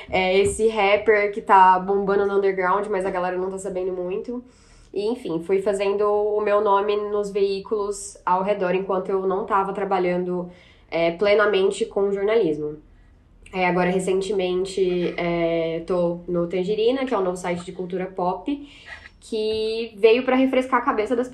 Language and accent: Portuguese; Minas Gerais, Brazil; also born or lived in Recife / Salvador; eu sou de Minas, mas meus pais são do Nordeste. Então eu morei por muito tempo em Recife e em Salvador.